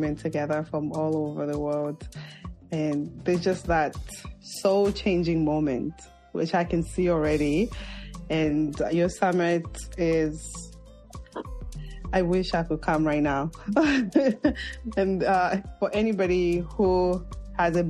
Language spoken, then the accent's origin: English; Zambia; moved away as an adult; Zambia, my home country